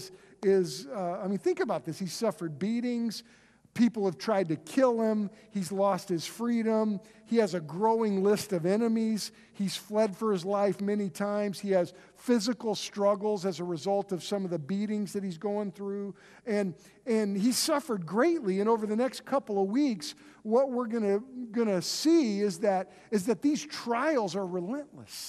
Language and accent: English; Oklahoma, United States; we're from Oklahoma